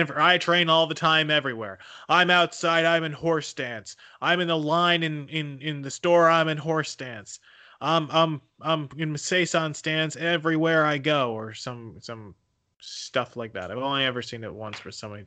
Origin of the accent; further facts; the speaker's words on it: Philadelphia, Pennsylvania, United States; I'm from Philadelphia